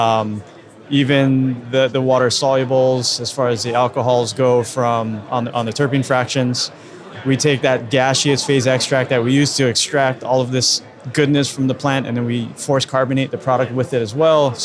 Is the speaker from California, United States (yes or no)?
no; Hawaii, United States; I'm from Hawaii